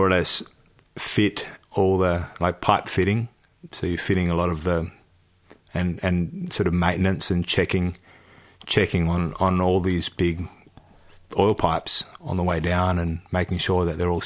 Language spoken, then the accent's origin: English; Australia; also born or lived in Darwin, Northern Territory / Broome, Western Australia / Perth, Western Australia; I grew up in Darwin and Broome, and a bit in Perth too